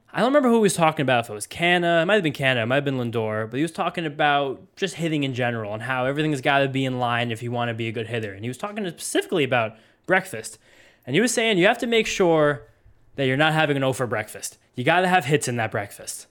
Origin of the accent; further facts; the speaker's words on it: New Jersey, United States; also born or lived in Columbus; now in Brooklyn, United States; we grew up in Jersey, big diner state